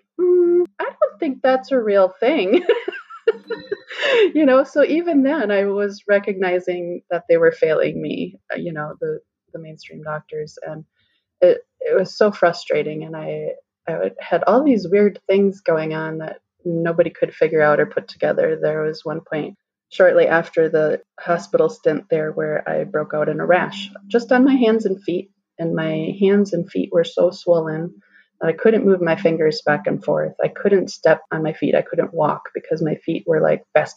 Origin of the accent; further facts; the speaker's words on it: Wisconsin, United States; moved away as an adult; also born or lived in South Carolina; I'm from Wisconsin originally and live back in Wisconsin again now